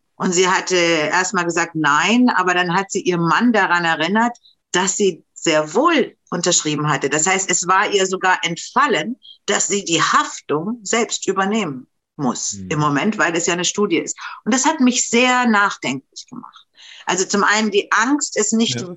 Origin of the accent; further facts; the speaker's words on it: Romania; also born or lived in Germany; now in Berlin, Germany; bei uns in Rumänien